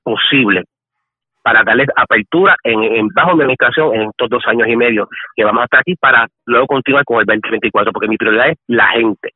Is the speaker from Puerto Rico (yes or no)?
yes; Guayama, Puerto Rico; mi pueblo de Guayama